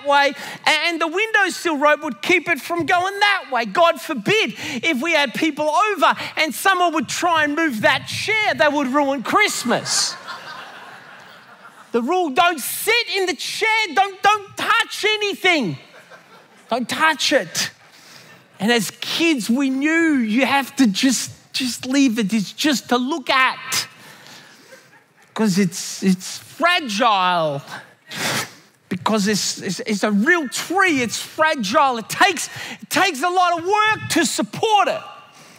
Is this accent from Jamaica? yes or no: no; Australia; when I grew up in Australia, you had to have a real tree